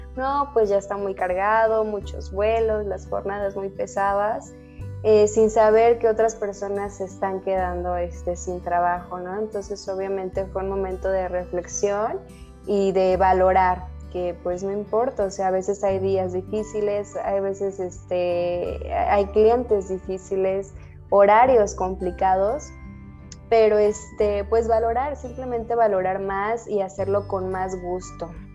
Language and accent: Spanish; Mexico City, Mexico; now in Guadalajara, Mexico; nací en la Ciudad de México, pero actualmente vivo en la Ciudad de Guadalajara